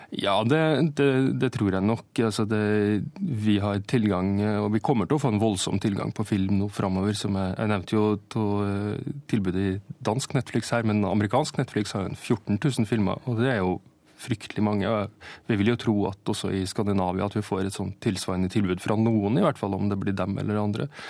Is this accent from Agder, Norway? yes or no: no; Steinkjer, Trøndelag, Norway; Steinkjer, der jeg er fra